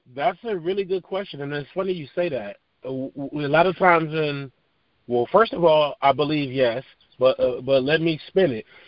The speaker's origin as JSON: {"language": "English", "town": "Long Beach", "region": "California", "country": "United States", "tie": "born or raised there", "moved": "as an adult", "said": "I'm from Long Beach, California. Uh, grew up on the East Side"}